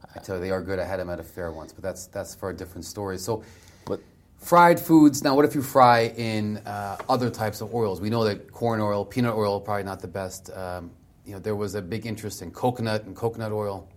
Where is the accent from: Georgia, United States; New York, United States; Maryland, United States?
Maryland, United States; Delmarva Peninsula, Southern; I grew up in Southern Maryland, Del Mar River Peninsula